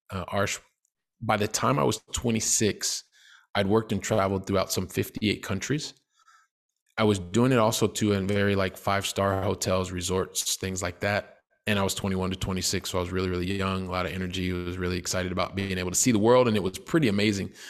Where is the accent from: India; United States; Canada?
United States; Columbus, Ohio; now in Barcelona, Spain; I'm originally from Columbus, Ohio. I actually live. I've lived in Europe for the last 20 years, so I live in Barcelona, Spain, um, currently.